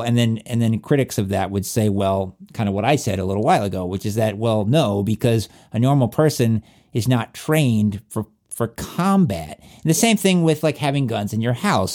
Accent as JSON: {"language": "English", "region": "southwestern Virginia", "country": "United States", "accent": "southwestern Virginia", "said": "my southwestern Virginia accent"}